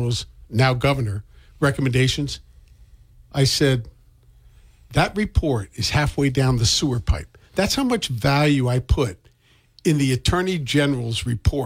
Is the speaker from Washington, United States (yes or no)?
no; Maryland, United States; now in Massachusetts, United States; who's not even from here, I'm from Maryland